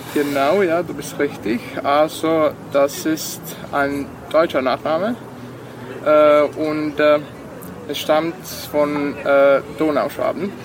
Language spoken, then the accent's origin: German; Vojvodina, Serbia; first language Serbian; German is a second language; now in Novi Sad, Serbia; meine Muttersprache ist Serbisch